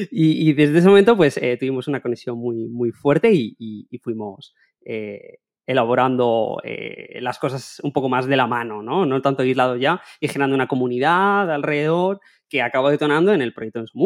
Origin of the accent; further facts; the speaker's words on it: Elche, Valencian Community, Spain; born there; los dos nacimos en Elche, eh, Pau vive en Alemania, pero él es de Elche también